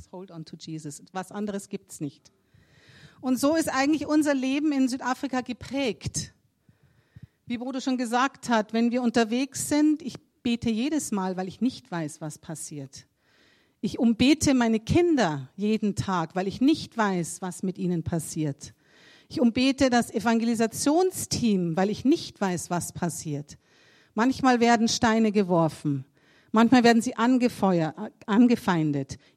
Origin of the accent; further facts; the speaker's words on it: Germany; now in South Africa; Man, als Deutscher, da tritt man in so viele Fettnäpfchen hinein.